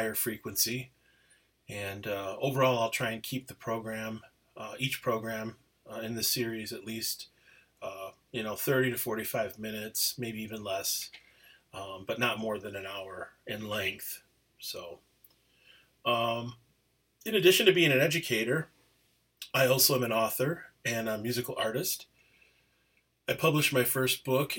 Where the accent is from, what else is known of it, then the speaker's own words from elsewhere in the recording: Menomonie, Wisconsin, United States; also born or lived in Apia, Samoa; now in Twin Cities, United States; Grew up primarily in Menominee, Wisconsin, a beautiful little town